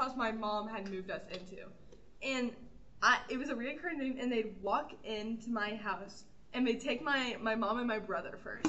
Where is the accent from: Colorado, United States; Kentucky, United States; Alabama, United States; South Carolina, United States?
Kentucky, United States; Louisville; I was raised in Louisville, and my mom was, like, a single mom, so we weren't that, like, privileged when I was growing up